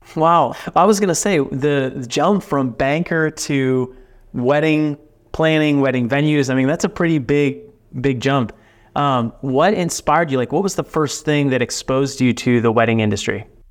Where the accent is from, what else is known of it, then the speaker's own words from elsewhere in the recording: Dallas Fort Worth area, Texas, United States; I'm from Texas, uh, from the the Dallas Fort Worth area